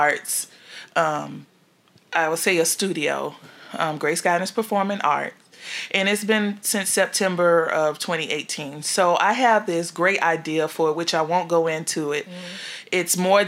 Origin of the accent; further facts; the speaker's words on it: Miami, Florida, United States; I'm from Miami